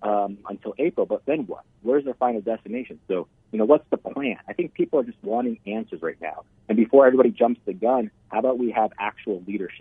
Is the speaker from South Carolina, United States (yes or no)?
no; Scottsdale, Arizona, United States; I'm from Scottsdale.